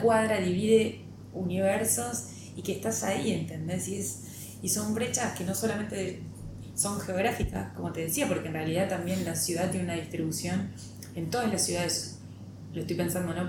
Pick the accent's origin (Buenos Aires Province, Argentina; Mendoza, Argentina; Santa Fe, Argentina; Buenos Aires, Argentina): Santa Fe, Argentina; Pujato; moved away as an adult; now in Rosario, Argentina; nací acá básicamente, pero digo, en un sanatorio de la ciudad, pero soy de Pujato, que es un pueblo que está muy cerca de Rosario